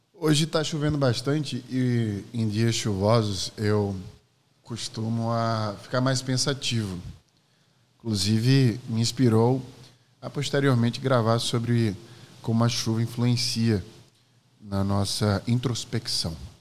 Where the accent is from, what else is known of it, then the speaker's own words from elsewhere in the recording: Maceió, Alagoas, Brazil; Eu nasci em 1986 em Maceió, Alagoas